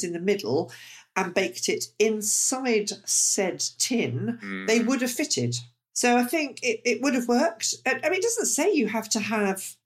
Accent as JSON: {"language": "English", "country": "United Kingdom", "said": "us British"}